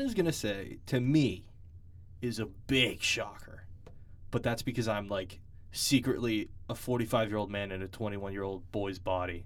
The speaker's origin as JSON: {"language": "English", "region": "New England", "country": "United States", "said": "we're from New England and we're big Patriots fans"}